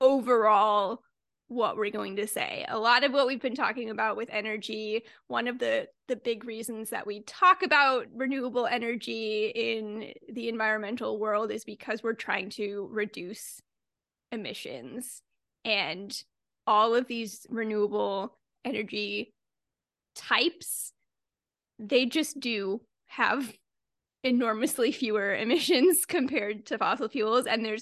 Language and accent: English; Durham, North Carolina, United States; born there; I was born in Durham, North Carolina, a fact of which I am prouder about than I should be, but I've spent very little time there